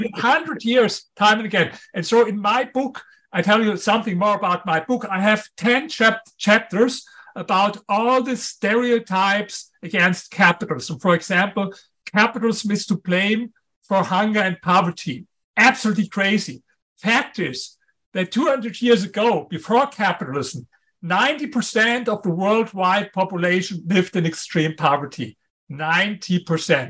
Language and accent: English; Germany; accent: strong German; English is a second language; in spite of my German accent, in spite of my strong German accent